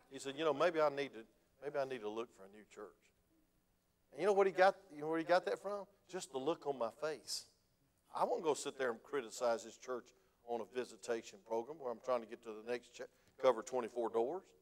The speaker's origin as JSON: {"language": "English", "region": "Georgia", "country": "United States", "said": "When I came from South Georgia, we didn't act that way. It was farmers that were kind of laid back."}